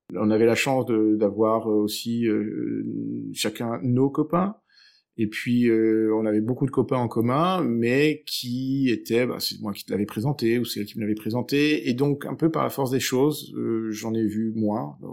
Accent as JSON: {"language": "French", "town": "Aix-en-Provence", "region": "Provence-Alpes-Côte d'Azur", "country": "France", "also_born_or_lived": "Switzerland", "moved": "yes", "lives_now": "Brussels, Belgium", "said": "je viens du sud de la France, euh, donc d'Aix-en-Provence"}